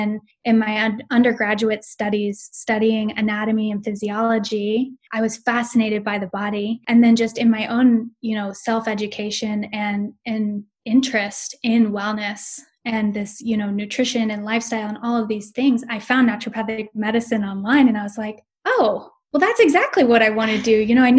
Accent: Boise, Idaho, United States; So I am originally from Boise, Idaho, and I moved around a lot growing up.

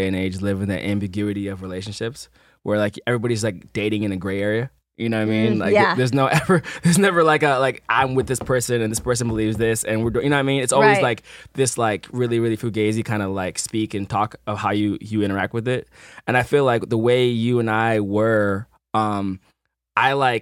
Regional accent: Midwest, United States; now in Los Angeles, United States; growing up in the Midwest

